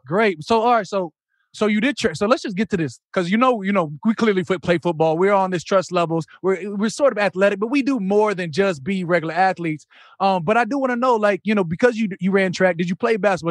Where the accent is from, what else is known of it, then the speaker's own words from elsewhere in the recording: Arizona, United States; moved away; I'm coming from Arizona